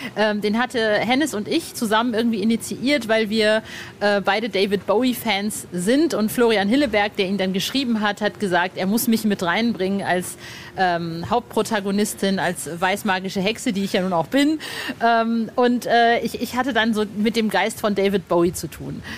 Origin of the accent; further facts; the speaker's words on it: North Rhine-Westphalia, Germany; Ostwestfalen, wo ich aufgewachsen bin.